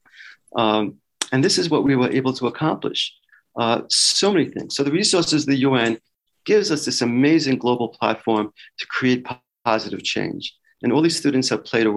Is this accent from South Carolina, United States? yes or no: no; New York City, New York, United States; accent: Brooklyn; it's a little bit of a Brooklyn accent, just a bit.